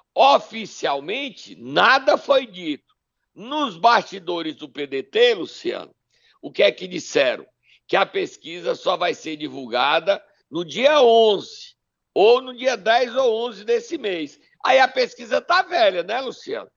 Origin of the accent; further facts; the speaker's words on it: Sobral, Ceará, Brazil; Sobral, minha terra querida e amada